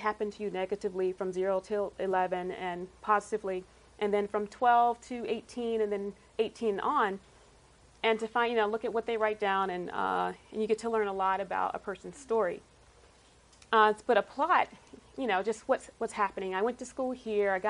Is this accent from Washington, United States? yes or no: no; South Carolina, United States; moved away as an adult; also born or lived in Los Angeles area, California; now in San Diego, United States; I grew up in South Carolina